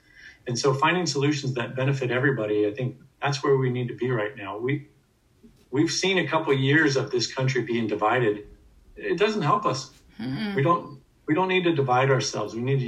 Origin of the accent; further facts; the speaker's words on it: West Virginia, United States; born there; also born or lived in East Coast; Well, I mean, I'm not native to Washington State. I was born in West Virginia and lived mostly on the East Coast.